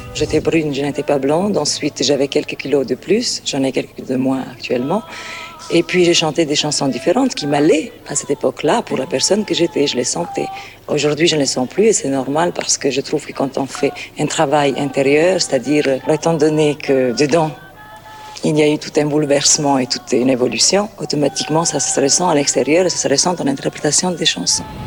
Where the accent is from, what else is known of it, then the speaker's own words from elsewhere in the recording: Cairo, Cairo Governorate, Egypt; moved away as an adult; now in France; l'Égypte, le Caire, c'est le pays qui m'a donné le jour